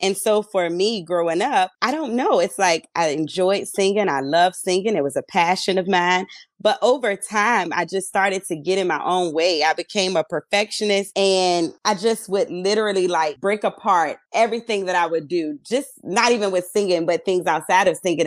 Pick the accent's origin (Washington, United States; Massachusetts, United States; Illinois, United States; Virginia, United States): Virginia, United States; Petersburg; I am from Petersburg, Virginia